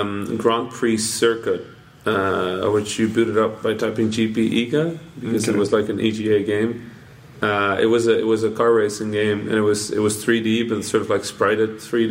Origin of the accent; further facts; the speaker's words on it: Netherlands; English is a second language; I grew up in the Netherlands.